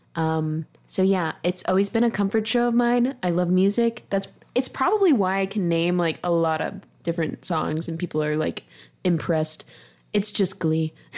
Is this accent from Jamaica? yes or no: no; the South, United States; I'm from the South